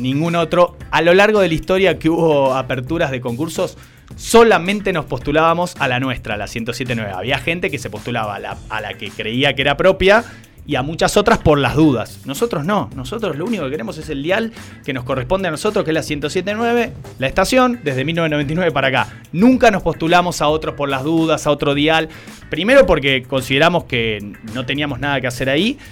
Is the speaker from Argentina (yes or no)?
yes; Salta, Argentina; todos somos salteños y salteñas